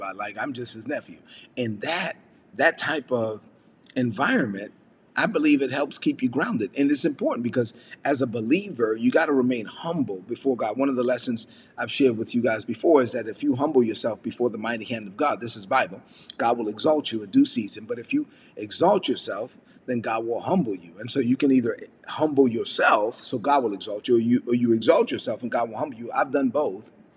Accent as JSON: {"language": "English", "town": "New York City", "region": "New York", "country": "United States", "tie": "born or raised there", "moved": "yes", "said": "I'm a son of immigrant parents from the Dominican Republic, born and raised in Brooklyn, New York"}